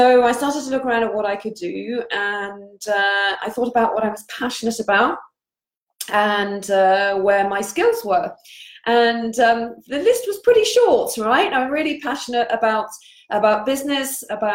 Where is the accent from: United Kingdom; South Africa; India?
United Kingdom; England; moved away as an adult; also born or lived in Paris, France; now in Poole, United Kingdom; I am English and I live here in Poole in Dorset on the south coast of the UK.